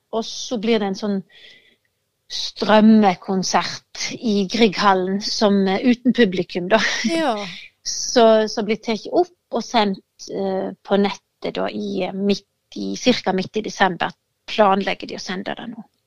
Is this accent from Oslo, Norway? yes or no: no; Hardanger, Vestland, Norway; now in Denmark; gården der jeg kommer fra i Hardanger